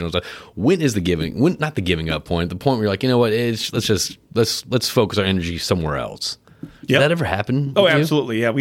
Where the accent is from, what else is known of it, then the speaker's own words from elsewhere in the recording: Connecticut, United States; I remember growing up in Connecticut.